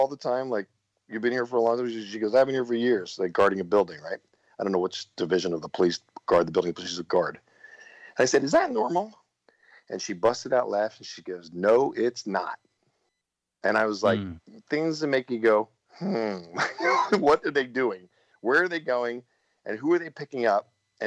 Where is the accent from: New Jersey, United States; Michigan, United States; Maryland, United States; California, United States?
New Jersey, United States; I'm from South Jersey